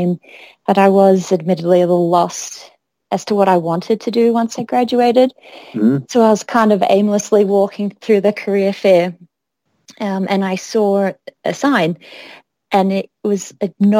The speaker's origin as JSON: {"language": "English", "town": "Sydney", "region": "New South Wales", "country": "Australia", "tie": "born or raised there", "also_born_or_lived": "Boulder, Colorado, United States", "moved": "as an adult", "lives_now": "Chicago, United States", "said": "I was born in Sydney, but I've been in Chicago for about 7 years"}